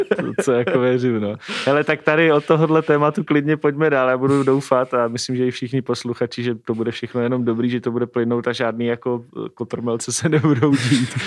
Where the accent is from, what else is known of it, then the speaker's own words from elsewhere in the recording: Moravia, Czechia; pocházíme taky oba dva z Moravy